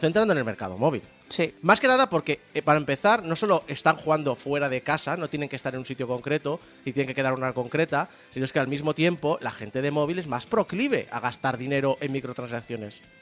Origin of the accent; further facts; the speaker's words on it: Spain; éramos 47 millones de españoles